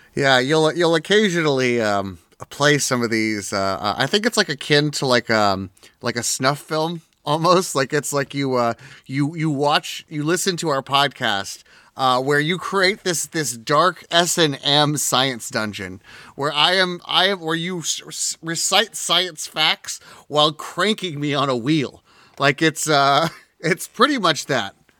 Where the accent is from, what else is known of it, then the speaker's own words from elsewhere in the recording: Southwest California, United States; we come from Southwest California